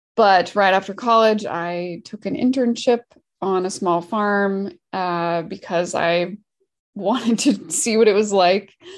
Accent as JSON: {"language": "English", "region": "Washington", "country": "United States", "also_born_or_lived": "Oregon / California", "said": "I'm from Washington State"}